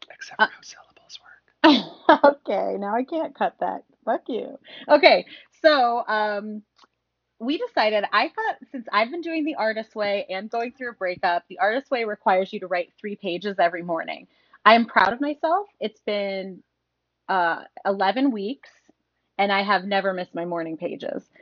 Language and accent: English; Midwest, United States; I'm from the Midwest, you know.